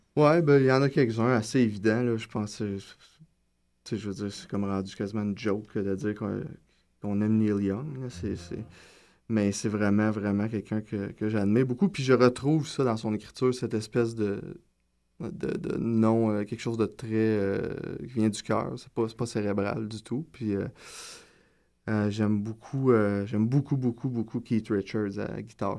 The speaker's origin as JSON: {"language": "French", "town": "Gatineau", "region": "Quebec", "country": "Canada", "also_born_or_lived": "Maniwaki, Quebec", "moved": "yes", "lives_now": "Montreal, Canada", "said": "Je viens de Gatineau, je suis né à Maniwaki, je le dis toujours par fierté, mais j'ai pas du tout vécu là-bas. Euh, fait que c'est ça, je viens de Gatineau, euh, Feu Hall"}